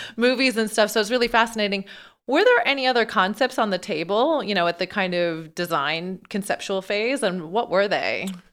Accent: Newfoundland and Labrador, Canada; I'm from Newfoundland, you know, like North Atlantic and stuff

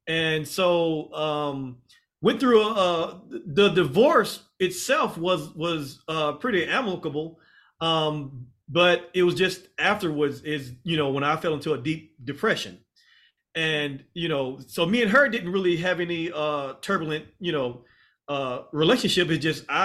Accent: Mississippi, United States; moved away as an adult; now in Texas, United States; I'm originally from Mississippi

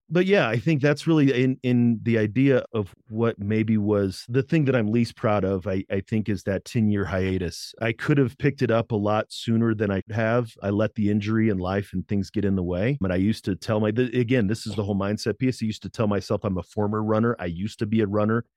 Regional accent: Berkeley, Missouri, United States; I grew up in Saint Louis, Missouri

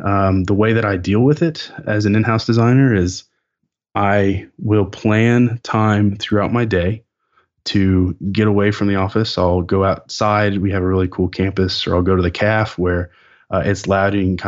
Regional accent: Lawrence, Kansas, United States; we're both from Kansas, just very close to where I grew up. Like, {S0} it's in the blood. {S1} Like I was born in Lawrence.

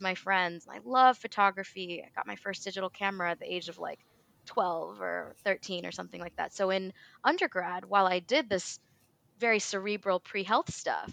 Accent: Clarksville, Tennessee, United States; now in Louisville, United States; My parents still live in the small town where I was born and raised, Clarksville, Tennessee

